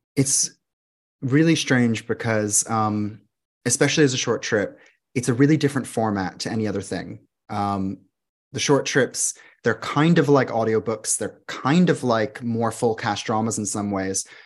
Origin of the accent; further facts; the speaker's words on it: Florida, United States; moved away as an adult; also born or lived in London area, England; now in London, United Kingdom; I'm from Florida